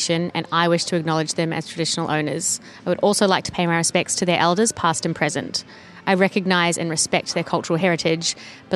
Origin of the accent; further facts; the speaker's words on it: New Zealand; now in Australia; I'm from New Zealand, it's so different over there. It is a lot better than here. That was one of the biggest things I noticed when I moved here